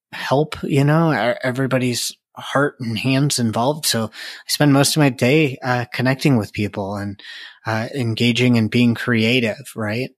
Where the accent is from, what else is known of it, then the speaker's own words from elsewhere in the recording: outside Chicago, Illinois, United States; now in Colorado, United States; I grew up outside Chicago